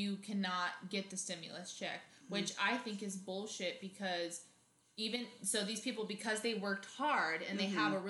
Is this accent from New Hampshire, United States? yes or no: no; Arizona, United States; now in California, United States; we're from Arizona and we live in California